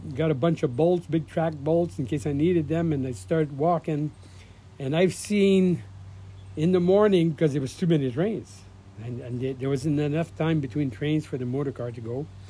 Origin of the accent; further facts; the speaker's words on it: Azilda, Ontario, Canada; that's where I was raised in Belangeville, Zilda